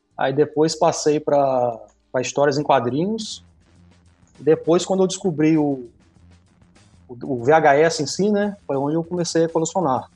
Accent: Brazil; eu sou de Talva

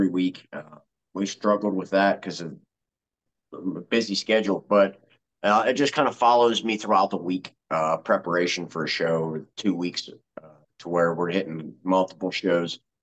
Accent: Uniontown, Pennsylvania, United States; Uniontown, Pennsylvania, my hometown

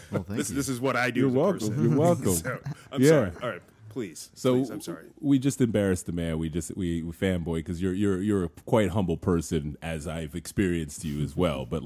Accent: Paris, Île-de-France, France; I'm from Paris.

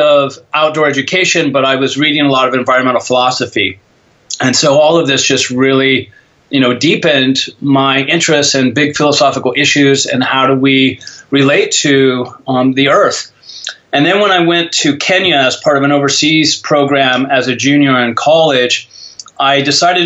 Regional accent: Coos Bay, Oregon, United States; also born or lived in Portland, Oregon; When I was growing up in Coos Bay, Oregon

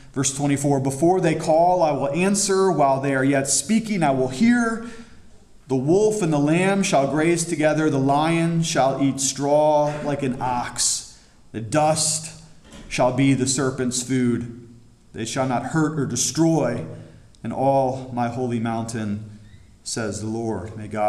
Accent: Cuyahoga Falls, Ohio, United States; also born or lived in Florida; now in Pennsylvania, United States; I'm from Ohio. I was born there. I love it. It's my hometown, Cuyahoga Falls.

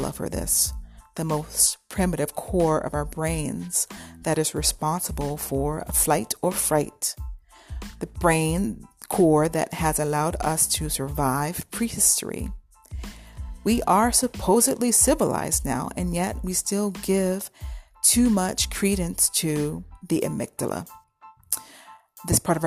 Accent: North Carolina, United States; moved away as an adult; also born or lived in New England; now in Harrisburg, United States; I'm from North Carolina, and I graduated from the NCSU School of Design

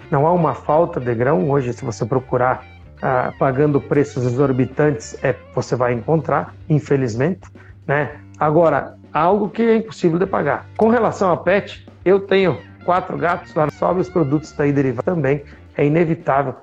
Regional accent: Marau, Rio Grande do Sul, Brazil; eu sou de uma cidade de Marau, onde a gente vive

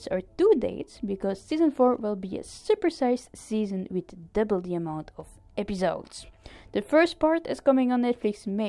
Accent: Ostend, Flanders, Belgium; here in Ostend in my hometown

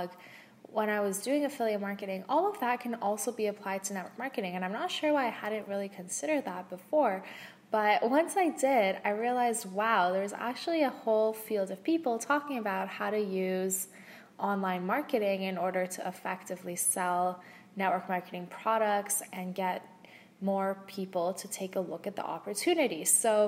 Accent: Canada; also born or lived in West Coast, Canada / East Coast, Canada; now in Ottawa, Canada; I'm from Canada. So I lived on the West Coast, I've lived on the East Coast, I'm currently in Ottawa

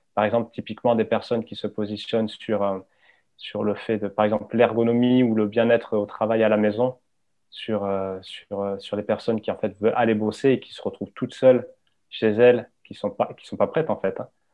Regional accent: Hossegor, Nouvelle-Aquitaine, France; J'ai grandi au Segor

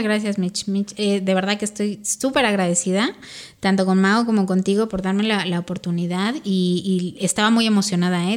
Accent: Mexico; also born or lived in Spain; nosotros a lo mejor como como como mexicanos

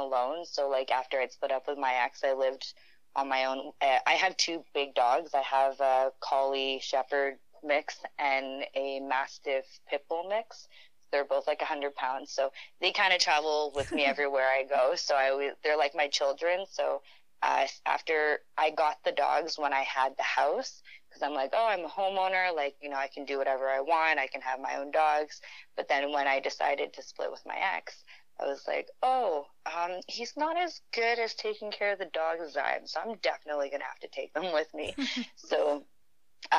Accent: Sudbury, Ontario, Canada; first language French; English is a second language; moved away as an adult; also born or lived in Wuhan, China / Azilda, Ontario; now in Calgary, Canada; I grew up in Sudbury, Ontario, so a little more north, but a little French kind of community, and so French is my first language

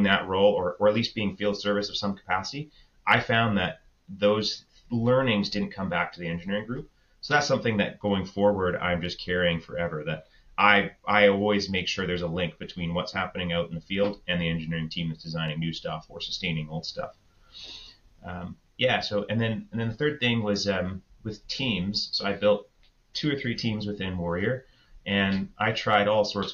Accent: Victoria, British Columbia, Canada; also born or lived in Calgary; I grew up in Victoria, so it was my hometown

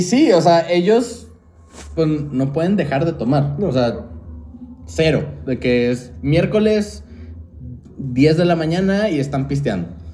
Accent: Mexico; also born or lived in Japan; era el mexicano en la reunión

